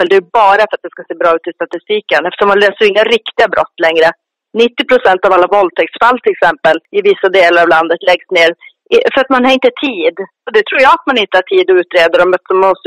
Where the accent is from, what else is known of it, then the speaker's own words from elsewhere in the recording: Sweden; för att skydda oss svenskar